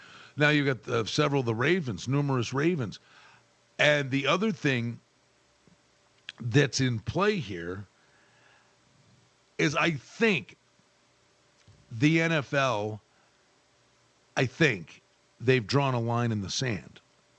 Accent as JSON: {"language": "English", "region": "Northeast", "country": "United States", "moved": "yes", "lives_now": "Las Vegas, United States", "said": "I'm from the Northeast."}